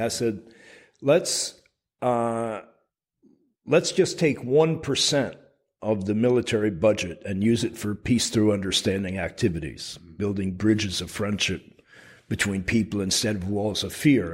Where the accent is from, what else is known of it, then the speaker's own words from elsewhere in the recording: Burlington, Vermont, United States; I was working with a local organization in uh, my hometown of Burlington, Vermont